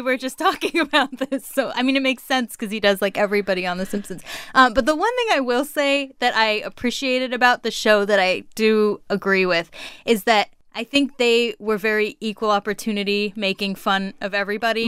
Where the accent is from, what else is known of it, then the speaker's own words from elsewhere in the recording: Orange County, California, United States; moved away as an adult; now in Washington, D.C., United States; I was born and raised in Orange County, California, and now live in Washington, D.C